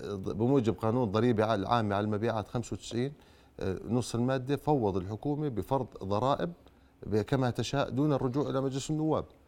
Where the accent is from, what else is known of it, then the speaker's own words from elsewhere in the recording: Jordan; احنا كشعب اردني